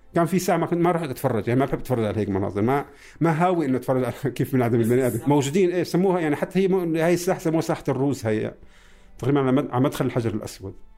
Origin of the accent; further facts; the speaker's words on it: Damascus, Damascus Governorate, Syria; also born or lived in Palestine; فلسطيني مقيم بخيم اليرموك العمر 55 دراسة أنا خريج كلية زراعة إيه مولود بسوريا